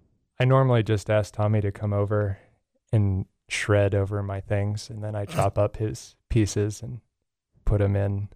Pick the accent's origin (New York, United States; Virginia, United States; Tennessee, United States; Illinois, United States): Virginia, United States; moved away; I'm from Virginia. Yeah. Went to college at Virginia Tech.